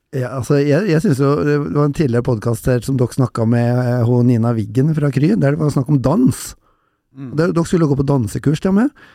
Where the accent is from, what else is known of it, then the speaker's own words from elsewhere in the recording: Røros, Trøndelag, Norway; jeg er jo fra Røros